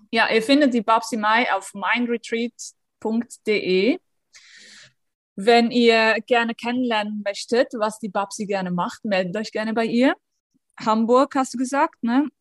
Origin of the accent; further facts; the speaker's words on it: Switzerland; ich bin aus der Schweiz